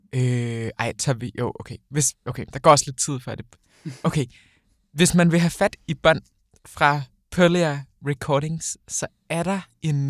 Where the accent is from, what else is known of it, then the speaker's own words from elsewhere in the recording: Odense, Southern Denmark, Denmark; moved away as an adult; now in Copenhagen, Denmark; nu flyttede jeg hjemmefra fra Odense til København i sommer